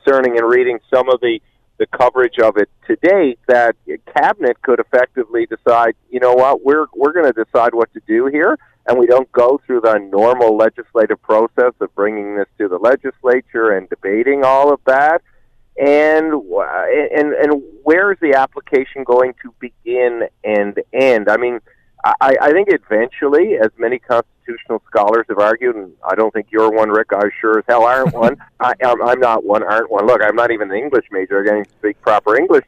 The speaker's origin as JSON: {"language": "English", "region": "Newfoundland and Labrador", "country": "Canada", "said": "As a Newfoundlander"}